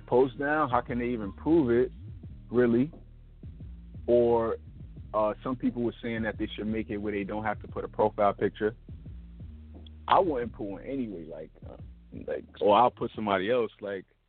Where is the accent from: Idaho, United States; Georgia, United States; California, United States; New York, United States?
New York, United States; New York City; I'm from Brooklyn, New York